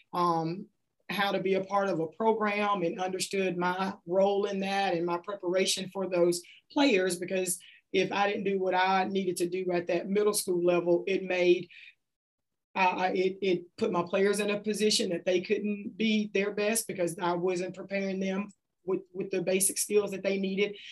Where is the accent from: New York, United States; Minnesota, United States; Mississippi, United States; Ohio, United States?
Mississippi, United States; Kelly Settlement; grew up in a community outside of Hattiesburg called uh, Kelly Settlement and I graduated from South Jones High School in Ellisville, Mississippi.